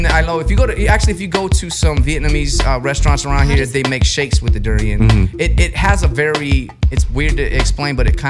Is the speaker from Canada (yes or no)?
no; Guam; I'm from Guam